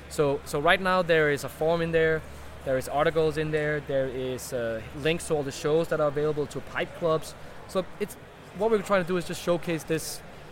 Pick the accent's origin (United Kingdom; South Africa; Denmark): Denmark; moved away as an adult; now in United States; I'm from Denmark originally and has been working here with Scandinavian Tobacco Group for 2 years now